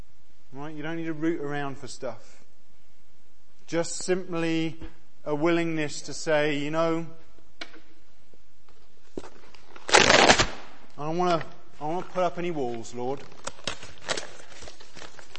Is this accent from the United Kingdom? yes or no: yes; Exeter, South West England, United Kingdom; nice university town of Exeter, like me, with two medics as parents